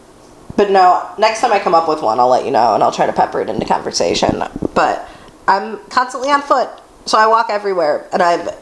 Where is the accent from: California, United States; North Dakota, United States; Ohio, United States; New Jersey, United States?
Ohio, United States; Broadview Heights; growing up in Broadview Heights, my street didn't have sidewalks